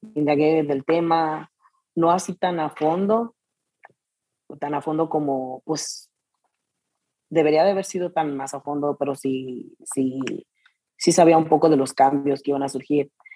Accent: Jesús María, Jalisco, Mexico; also born or lived in Arandas, Jalisco; soy de Jesús María, pero nací en Arandas, pero toda mi vida, pues, crecí en Jesús María, Jalisco

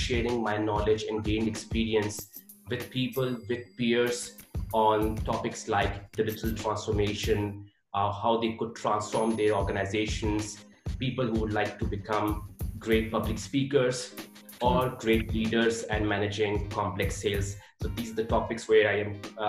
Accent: Pakistan; moved away as an adult; also born or lived in Hamburg, Germany; now in Munich, Germany; I was born and raised in Pakistan.

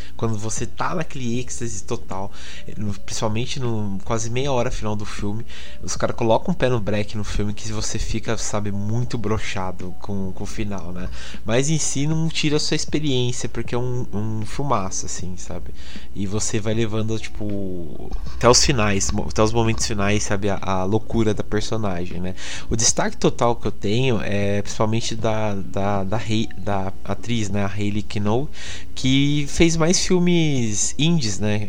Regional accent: interior of São Paulo, Brazil; Eu sou daqui do interior, né, de São Paulo

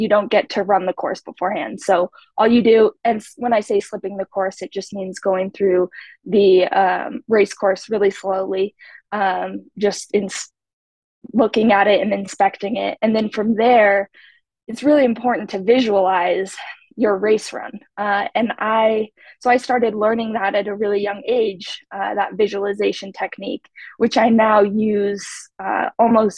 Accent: Idaho, United States; I grew up in Idaho, a small ski town in Idaho.

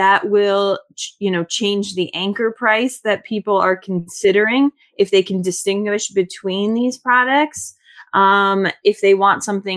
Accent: Florida, United States; I grew up in Florida

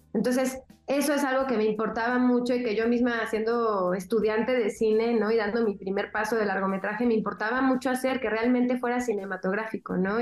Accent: Mexico; soy mexicana

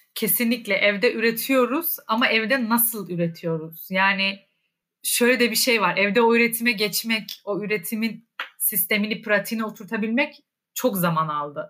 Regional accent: Rize Province, Turkey; moved away; ben yani Rize'deyken e, aslında dediğin gibi hani o mesela Laz müziği, Lazca müzikler, Lazca eski türküler hani böyle e, hep hayatım içinde olan

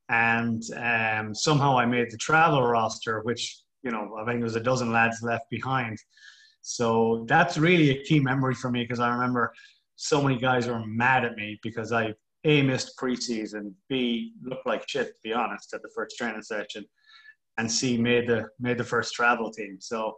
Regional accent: Memphis, Tennessee, United States; Growing up in Memphis, I did an international business degree, and I never thought I'd get into coaching.

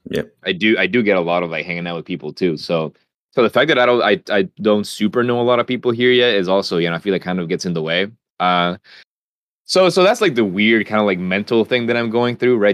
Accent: Honduras; moved away; I was from Honduras

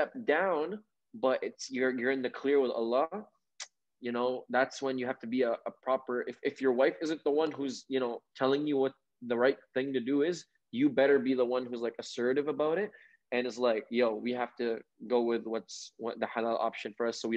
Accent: Saudi Arabia; moved away; I grew up in the Middle East, right? I grew up in Saudi Arabia.

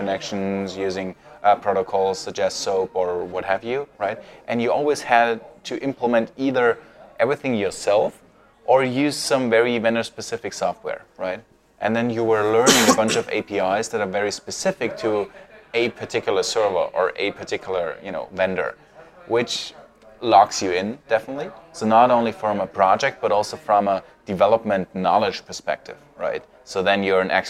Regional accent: Munich, Bavaria, Germany; moved away as an adult; now in Vienna, Austria; I am from Germany, born and raised in Munich, and now I live in Vienna

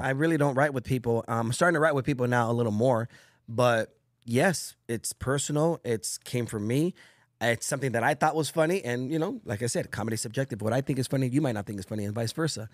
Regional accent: Bell Gardens, California, United States; also born or lived in Orange County, California; in Bell Gardens, where I grew up in Los Angeles, California

